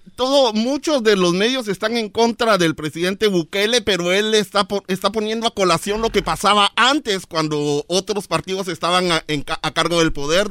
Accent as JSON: {"language": "Spanish", "country": "Guatemala", "said": "como guatemalteco que soy"}